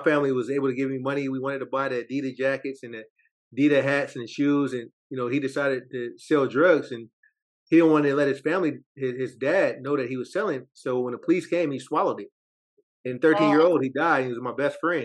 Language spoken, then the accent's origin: English; Oakland, California, United States; I'm Oakland, California, born and raised.